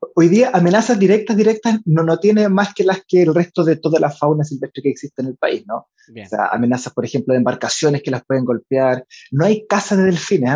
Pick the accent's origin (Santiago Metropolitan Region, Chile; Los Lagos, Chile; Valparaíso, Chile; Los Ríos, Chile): Valparaíso, Chile; Viña del Mar; also born or lived in Chiloé / Puerto Saavedra; soy de Valparaíso, Viña del Mar